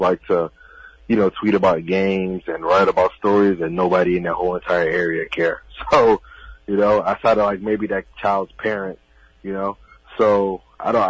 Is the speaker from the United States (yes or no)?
yes; Miami, Florida, United States; I am from Miami, Florida